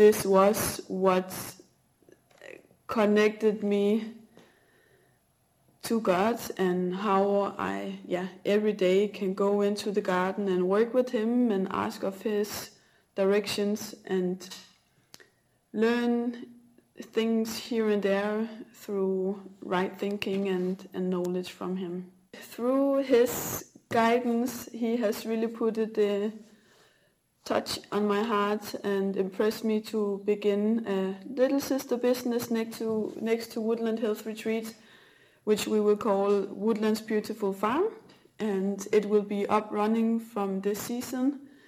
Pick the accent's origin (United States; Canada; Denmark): Denmark; English is a second language; now in Portugal; I am from Denmark. I'm 27 years old, and at the moment I am currently living in central Portugal